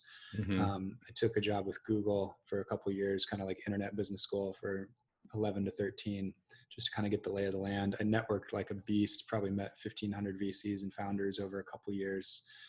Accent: Seattle, Washington, United States; I grew up in Seattle and went to Shorewood High up on the north side. Parents still live in Edmonds

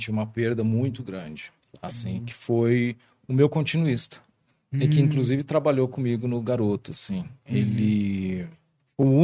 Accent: Brazil; E nós somos brasileiros, nós somos um povo extremamente criativo

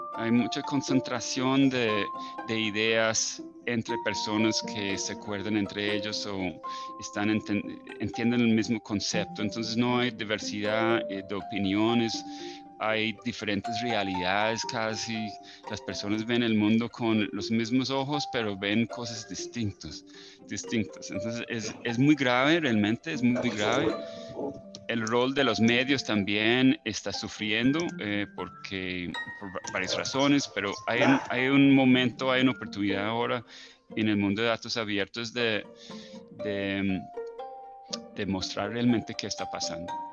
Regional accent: Ireland; now in Cali, Colombia; yo soy el único irlandés en Cali

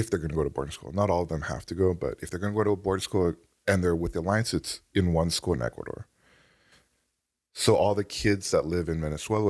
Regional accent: Canada; So that was what it was like growing up in Canada.

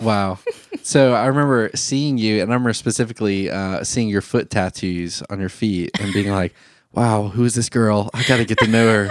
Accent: Thomasville, Georgia, United States; I was in Thomasville, Georgia at the time. That's my hometown where I'm from. All my family's from there. I'm born and raised there

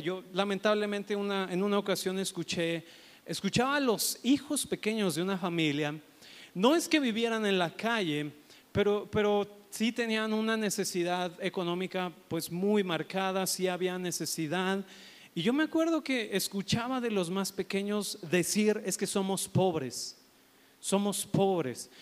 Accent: Mexico; Nosotros como mexicanos

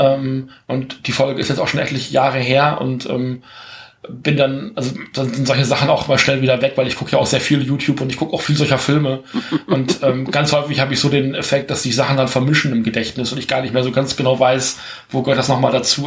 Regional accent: Germany; bei uns im Westen in Deutschland

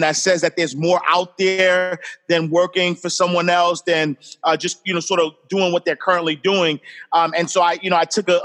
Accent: New York City, New York, United States; I grew up in Harlem.

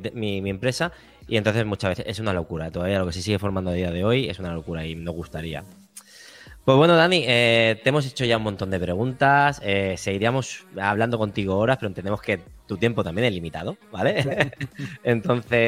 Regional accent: Badalona, Catalonia, Spain; la gente que somos de Badalona

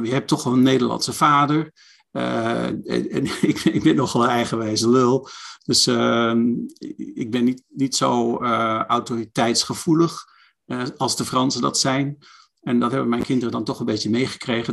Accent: Netherlands; moved away as an adult; now in France; ik als Nederlander

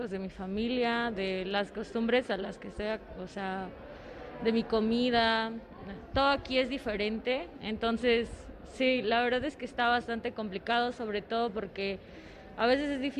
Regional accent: Nuevo Morelos, Veracruz, Mexico; moved away as an adult; now in Puebla, Mexico; yo soy de un pueblo que se llama Nuevo Morelos, eh, pertenece a Veracruz

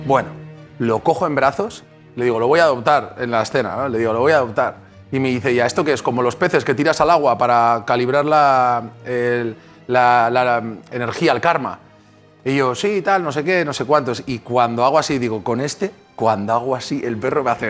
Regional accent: Benicàssim, Valencian Community, Spain; yo soy de Benicassim

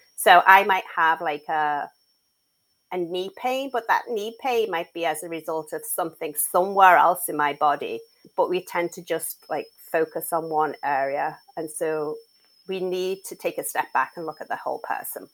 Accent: Liverpool, North West England, United Kingdom; moved away as an adult; now in United States

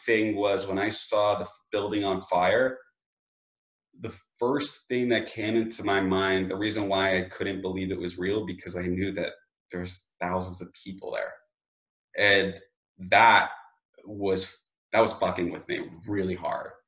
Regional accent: Long Island, New York, United States; where I grew up in Long Island, from New York, in Long Island where I grew up

